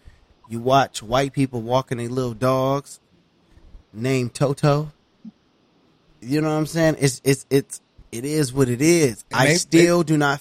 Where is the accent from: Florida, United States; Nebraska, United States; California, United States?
California, United States; Los Angeles; I'm from L.A., Los Angeles, California